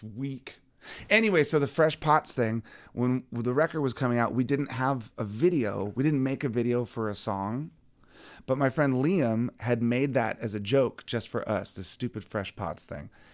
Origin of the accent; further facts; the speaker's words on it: Virginia, United States; growing up in Virginia, there was always some place somewhere that had some sort of barbecue